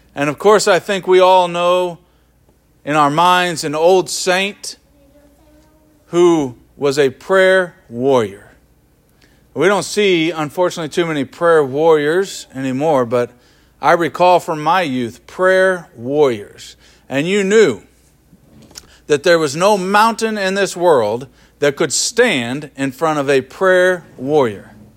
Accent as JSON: {"language": "English", "town": "Kansas City", "region": "Missouri", "country": "United States", "tie": "born or raised there", "moved": "yes", "lives_now": "Twin Cities, United States", "said": "I grew up in Kansas City, metropolitan area"}